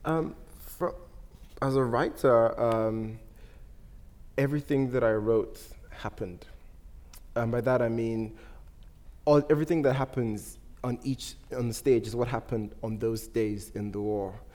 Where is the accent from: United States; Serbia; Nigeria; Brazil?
Nigeria; moved away; I'm not British. I'm Nigerian, I have a Nigerian passport